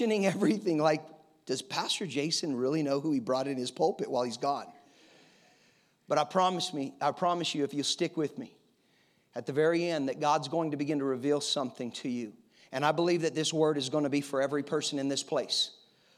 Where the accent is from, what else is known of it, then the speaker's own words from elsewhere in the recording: Colorado, United States; I'm from Colorado